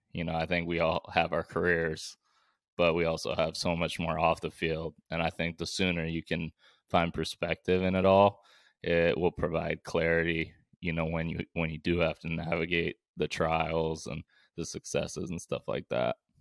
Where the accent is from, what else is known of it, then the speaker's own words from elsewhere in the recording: Bay Area, California, United States; also born or lived in Vancouver, Canada; around maybe twelve years old, we moved from Vancouver, Canada, back to the Bay Area